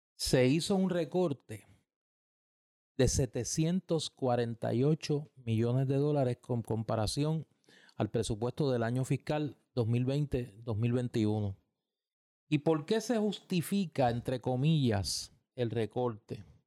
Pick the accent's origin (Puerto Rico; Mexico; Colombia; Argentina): Puerto Rico; como puertorriqueño